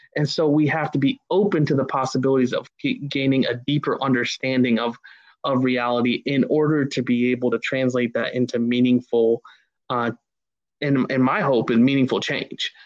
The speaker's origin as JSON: {"language": "English", "region": "Ohio", "country": "United States", "tie": "born or raised there", "said": "growing up in Ohio"}